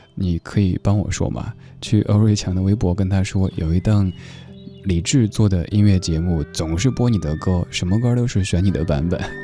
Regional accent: Sichuan, China; 我家乡四川

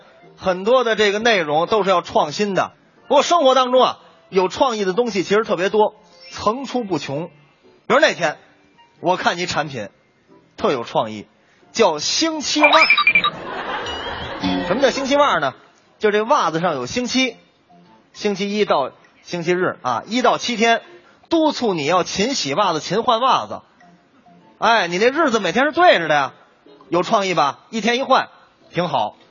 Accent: Northeast China, China; 赵老师，我跟你说，这个山炮吧，搁我们东北话就是二百五的意思。

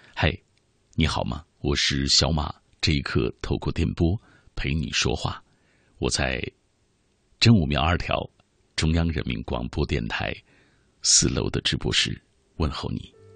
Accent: Xinjiang, China; moved away as an adult; now in Beijing, China; 包括我哥哥，还在塔里木油田工作

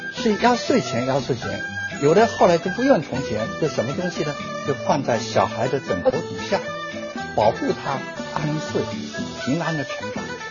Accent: China; 我们中国人享天伦之书

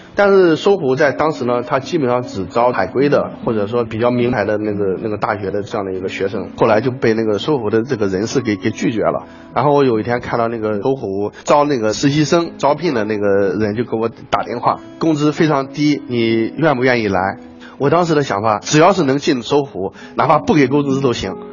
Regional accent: Anhui, China; moved away; 我家是在那个安徽的一个农村

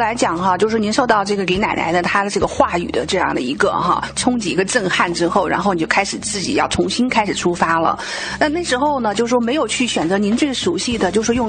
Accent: Taiwan; 我们台湾这边

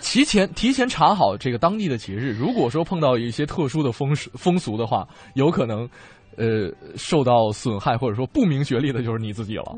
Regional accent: northern China, China; 就作为北方人来讲哈

